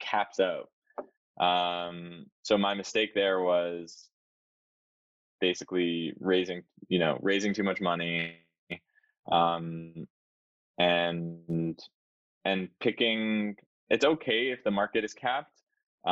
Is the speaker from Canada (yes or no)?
yes; Canada; as a Canadian